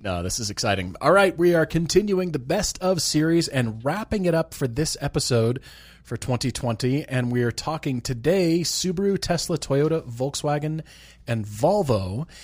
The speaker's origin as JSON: {"language": "English", "region": "Colorado", "country": "United States", "tie": "born or raised there", "moved": "yes", "said": "when I was growing up in Colorado."}